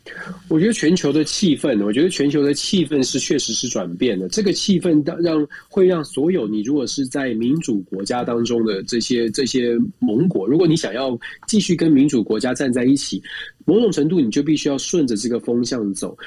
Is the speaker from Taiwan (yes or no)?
yes; Taiwan; moved away; 毕竟我们在台湾也长大